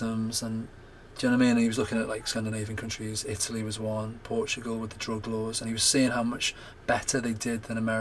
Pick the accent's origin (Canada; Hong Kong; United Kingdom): United Kingdom; we're brought up as British, English, whatever, Scottish, Welsh